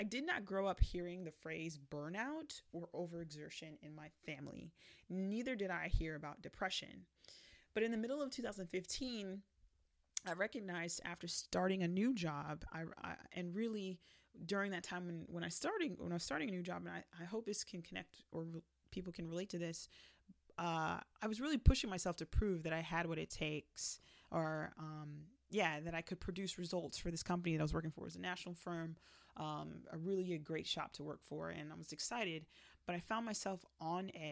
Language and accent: English; South Florida, United States; I was raised in South Florida going to American schools